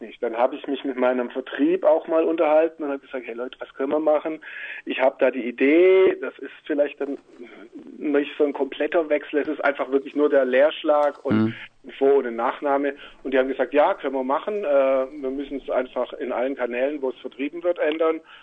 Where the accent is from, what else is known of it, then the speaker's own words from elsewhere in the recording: near Stuttgart, Baden-Württemberg, Germany; moved away as an adult; now in Switzerland; ich bin jetzt ja in der Nähe von Stuttgart groß geworden